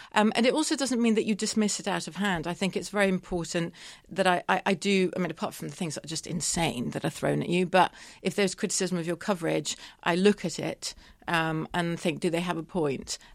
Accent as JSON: {"language": "English", "country": "United Kingdom", "said": "I'm British"}